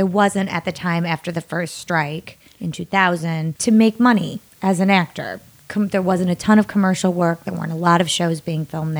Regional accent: Darien, Illinois, United States; moved away as an adult; also born or lived in Chicago, Illinois; now in Los Angeles, United States; I'm from Chicago. I'm actually from Darien, Illinois, a suburb of Chicago.

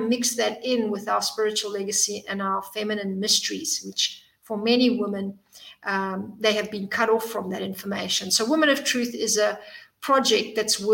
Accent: South Africa; moved away as an adult; also born or lived in Zimbabwe; now in Cyprus; I was born in Zimbabwe and grew up in South Africa and then moved here a few years back

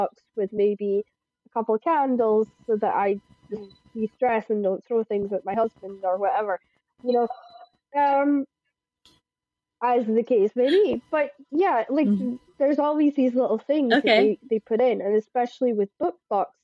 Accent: Shetland, Scotland, United Kingdom; I'm from Shetland

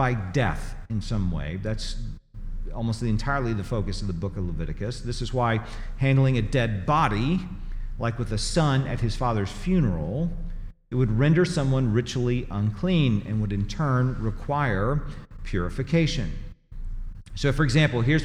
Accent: Tennessee, United States; moved away as an adult; also born or lived in Missouri; now in Greenville, United States; I grew up in Tennessee and lived there for 25 years and then lived in Missouri for 15 years, this is home.

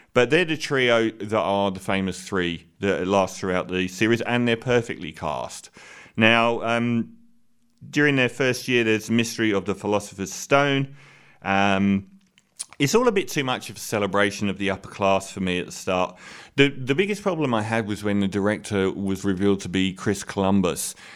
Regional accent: England, United Kingdom; I'm bigging myself up as an English person

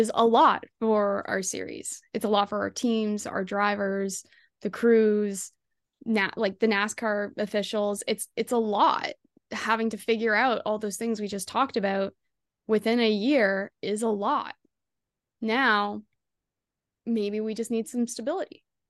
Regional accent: Kemptville, Ontario, Canada; my hometown, Kemphil, Ontario

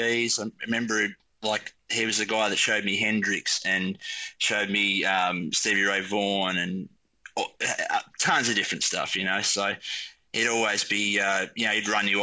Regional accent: Tasmania, Australia; So we come from Nika down in Tasmania, south of Hobart.

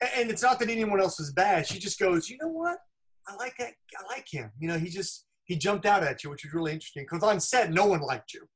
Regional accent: Los Angeles, California, United States; I'm from Los Angeles.

